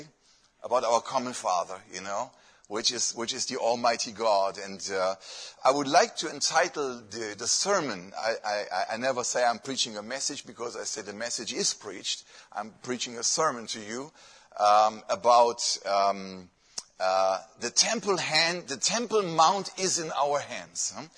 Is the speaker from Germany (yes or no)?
yes; Germany; English is a second language; moved away; I come from Germany.